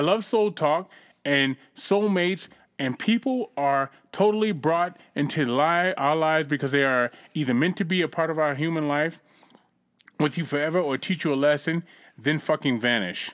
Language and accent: English; Boston, Massachusetts, United States; moved away; also born or lived in California; I grew up in Roxbury, Massachusetts.